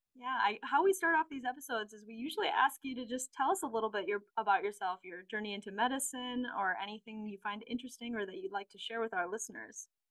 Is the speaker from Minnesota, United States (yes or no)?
yes; St. Paul, Minnesota, United States; I'm also local. I grew up in St. Paul